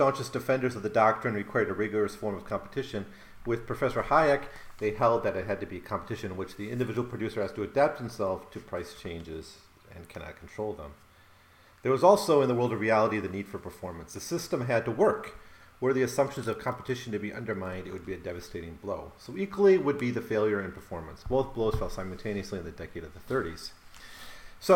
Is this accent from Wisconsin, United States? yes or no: yes; Rothschild, Wisconsin, United States; where I grew up, Rothschild, Wisconsin